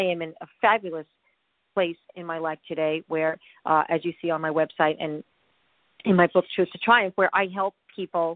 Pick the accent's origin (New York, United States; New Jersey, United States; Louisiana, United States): New York, United States; suburbs of; also born or lived in Connecticut; So I was born in Connecticut and raised in the suburbs of New York